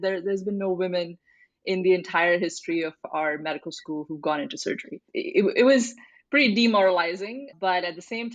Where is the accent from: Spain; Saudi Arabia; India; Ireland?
India; New Delhi, Delhi; moved away as an adult; now in United States; I grew up in India, so I'm a first generation immigrant. I grew up mostly in New Delhi, did most of my education there.